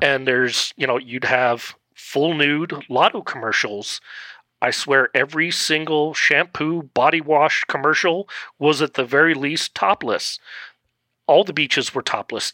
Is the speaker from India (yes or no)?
no; Netherlands; now in Colorado, United States; I grew up in the Netherlands